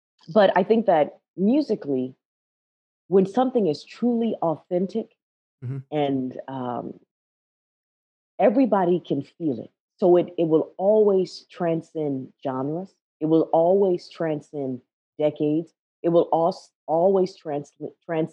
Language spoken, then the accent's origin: English; Minneapolis, Minnesota, United States; also born or lived in Ohio; growing up in Minneapolis